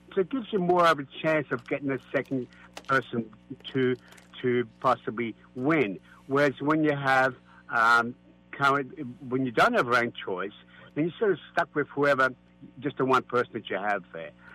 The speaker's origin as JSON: {"language": "English", "country": "Australia", "moved": "yes", "lives_now": "San Francisco, United States", "said": "I'm from Australia"}